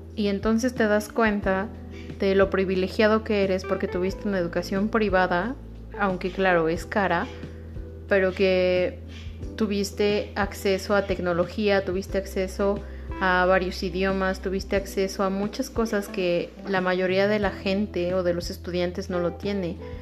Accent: Mexico; somos ese mexicano conformista

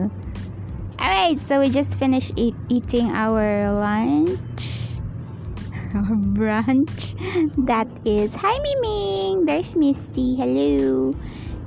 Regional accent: Philippines; I'm Filipino, so anyone there who wants to learn Tagalog, I could really teach you

